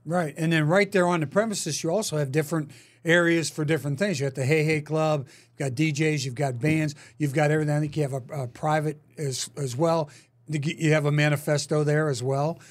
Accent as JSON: {"language": "English", "town": "Pittsburgh", "region": "Pennsylvania", "country": "United States", "tie": "born or raised there", "also_born_or_lived": "Philadelphia / Green Bay / California", "moved": "yes", "lives_now": "Kansas City, United States", "said": "I wouldn't go back to my hometown in Pittsburgh"}